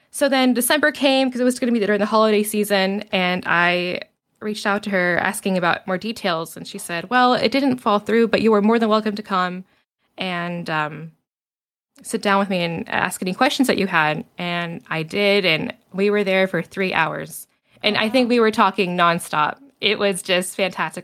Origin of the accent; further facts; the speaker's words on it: Virginia, United States; also born or lived in Utah; I was born in Utah. We moved to Virginia when I was seven